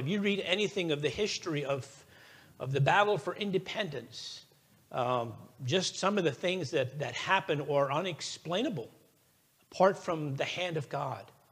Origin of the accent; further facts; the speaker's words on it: United States; I am an American